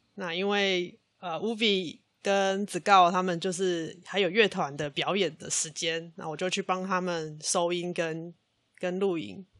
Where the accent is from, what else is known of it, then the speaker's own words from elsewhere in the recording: Kaohsiung, Taiwan; 虽然我是高雄人